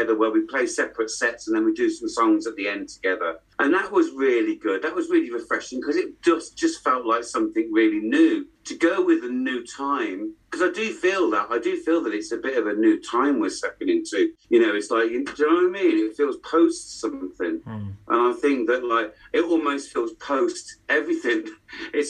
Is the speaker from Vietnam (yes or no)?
no; West Midlands, United Kingdom; moved away; also born or lived in Headless Cross / London; I'm from the Midlands, so it's the home of rock, basically